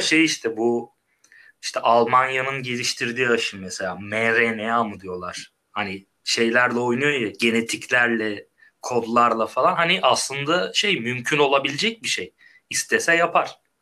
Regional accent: İzmir, Turkey; Biz İzmirliyiz.

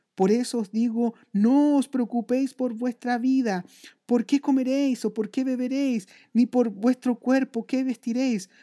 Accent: Chile

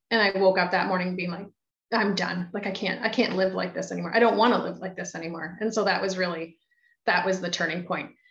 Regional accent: Belleville, Ontario, Canada; also born or lived in Toronto, Canada; now in Ottawa, Canada; I'd run myself out of Belleville

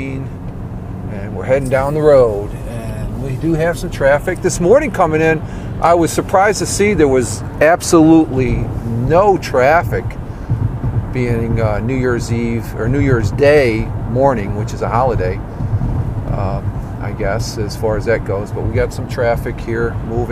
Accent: New York, United States; also born or lived in Minnesota; I grew up here in New York

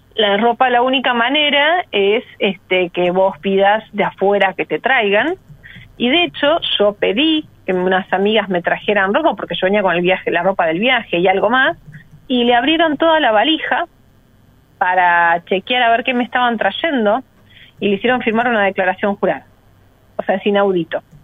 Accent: Buenos Aires, Argentina; yo soy porteña, vivo a seis cuadros de acá

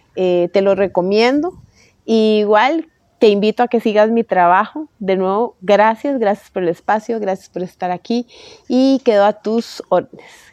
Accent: Costa Rica; soy de Costa Rica

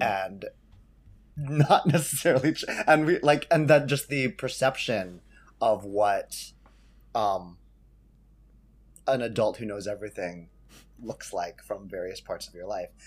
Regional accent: San Jose, California, United States; I grew up in San Jose, California, doing shows with Kikau.

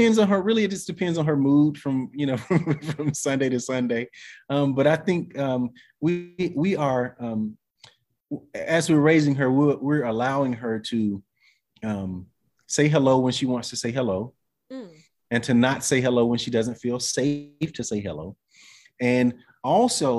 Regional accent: the South, United States; also born or lived in Atlanta / Western North Carolina; I'm from the South, you know, even though from the city.

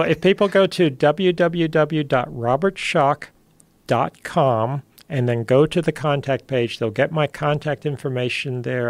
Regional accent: United States; I'm American

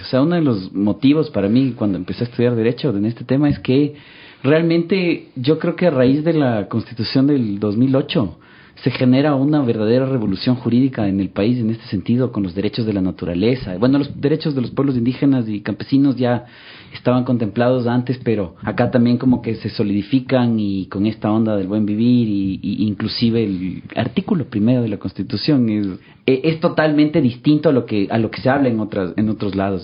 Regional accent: Quito, Pichincha, Ecuador; yo soy quiteño eh, nacido, crecido, siempre acá, estudiado en Quito

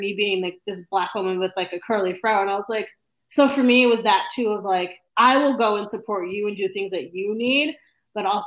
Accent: Northeast, United States; moved away as an adult; also born or lived in Texas; now in Austin, United States; I'm very brash in the fact that I'm from the Northeast

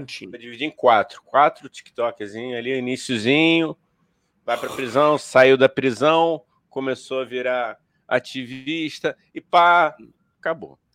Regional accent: Rio de Janeiro, Brazil; also born or lived in Tijuca; eu sou originário da Vila da Penha, depois passei pela Tijuca e hoje rodo o mundo

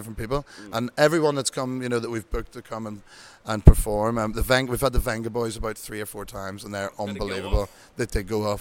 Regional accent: Ireland; accent: Irish; I'm, if you can tell by my accent, from Ireland, Irish number 33.

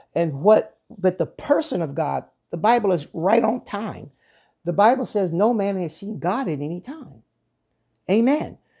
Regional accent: Pennsylvania, United States; moved away; I was originally, uh, born and raised in Pennsylvania

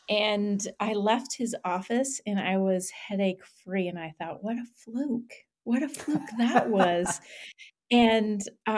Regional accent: Canada; And I will share some roots with you, which is I'm Canadian.

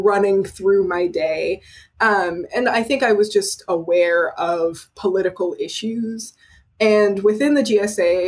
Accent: Austin, Texas, United States; I'm from Austin, Texas

